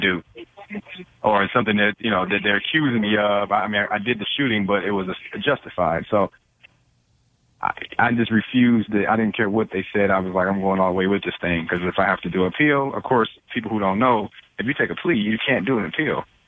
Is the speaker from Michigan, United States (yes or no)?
yes; Detroit, Michigan, United States; I grew up in Detroit